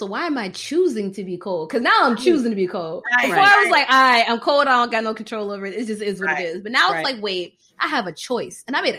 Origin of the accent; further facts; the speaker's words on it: Florida, United States; For me, the Floridian, it was a lot.